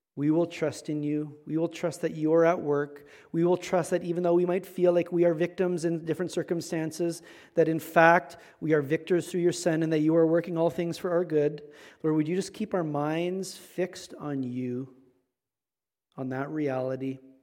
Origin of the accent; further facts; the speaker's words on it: Manitoba, Canada; Manitoba. I'm from Manitoba.